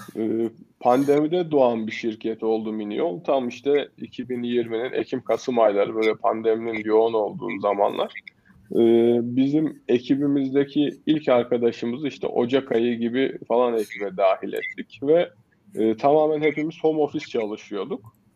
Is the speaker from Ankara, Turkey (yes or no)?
no; Kayseri Province, Turkey; Esasen Kayseriliyim. Ee, öğrencilik hayatım yine Kayseri'de geçti.